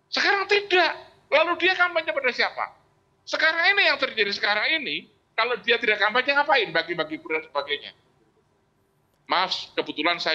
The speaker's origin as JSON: {"language": "Indonesian", "region": "Java", "country": "Indonesia", "said": "Jadi eh, sebagai orang Jawa, seorang presiden itu dia itu kan eh, apa role model, gitu loh."}